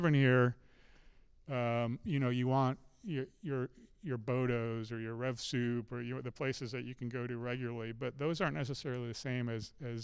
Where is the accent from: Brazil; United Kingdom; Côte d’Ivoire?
United Kingdom; England; now in Charlottesville, United States; I'm from, I was born in England.